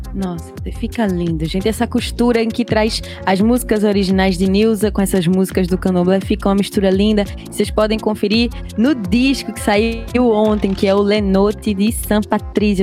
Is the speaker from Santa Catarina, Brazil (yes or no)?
no; Pernambuco, Brazil; accent: Pernambuco; eu sou pernambucana, eu seguro meu sotaque mesmo.